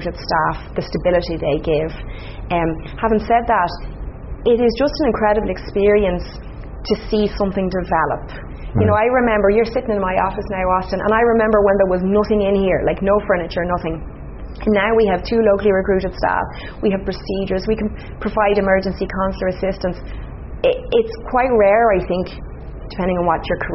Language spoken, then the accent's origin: English; Ireland; moved away as an adult; now in Toronto, Canada; as an Irish person